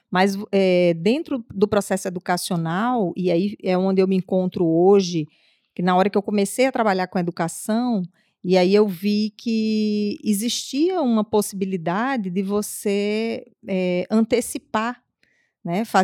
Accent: Natal, Rio Grande do Norte, Brazil; moved away as an adult; now in Foz do Iguaçu, Brazil; eu, eu vim de Natal, nasci em Natal, hum. moro aqui em Foz há 11, não, 10 anos, quase 10 anos.

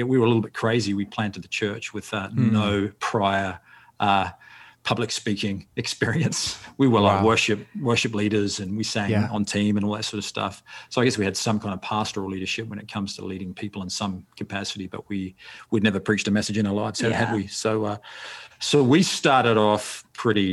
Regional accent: New Zealand; also born or lived in Australia; now in Canada; I'm originally from New Zealand, actually. I'm born and bred in New Zealand, but I lived in Australia for a long time

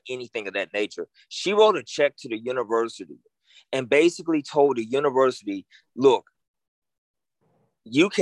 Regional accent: Memphis, Tennessee, United States; moved away as an adult; I'm from Memphis

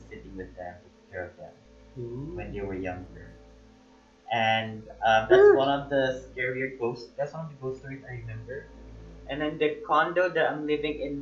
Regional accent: Malaysia; Before I was born in Malaysia, my mom and dad used to live in this old bungalow.

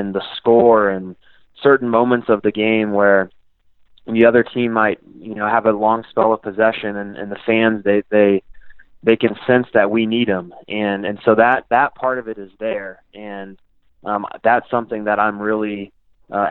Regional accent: Kansas City, United States; playing here in Kansas City, and I have a lot of pride for my hometown.

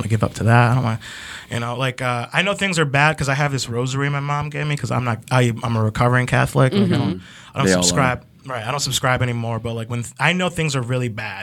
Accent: Ecuador; I'm from Ecuador.

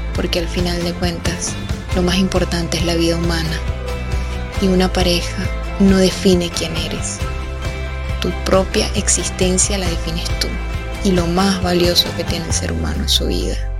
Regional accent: Venezuela; asistí a lo que sería su entierro en mi país, Venezuela.

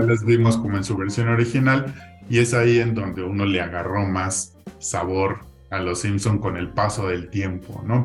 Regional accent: Mexico; como mexicanos

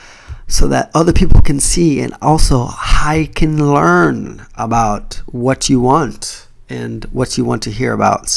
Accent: United States; now in Japan; I'm Jamaican Chinese, so you're gonna find some stuff about being black and being mixed and growing up in the US

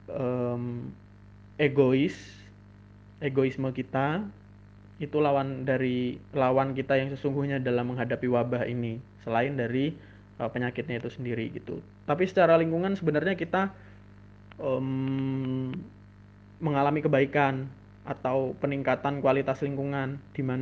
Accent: Lampung, Indonesia; now in Yogyakarta, Indonesia; aku mudik aku dari Jogja mudik ke Lampung terus kemudian sampai di Lampung

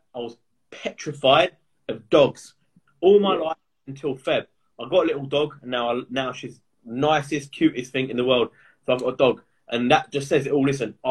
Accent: Essex, East of England, United Kingdom; I'm from Essex

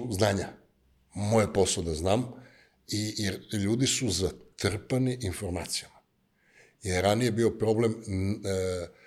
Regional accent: Niš, Nišava District, Serbia; accent: Niš / southern (južnjački); also born or lived in United States; now in Niš, Serbia; ne preteram e, sa onim niškim, znaš, onako, soft content dajem, ali kad me neko nervira, ne, znaš, mislim, kaže, ti si, e, kad pričaš južnjački, ti si nepismen, molim? To je moj akcent, ja tako pričam.

